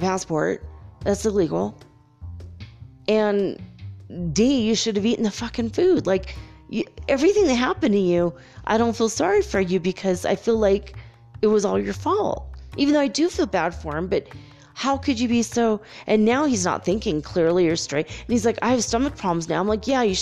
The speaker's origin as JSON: {"language": "English", "country": "United States", "said": "me being American"}